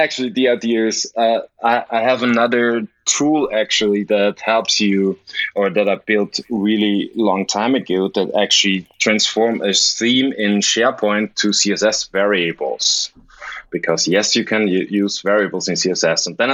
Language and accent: English; Linz, Upper Austria, Austria; moved away as an adult; now in Vienna, Austria; my hometown Linz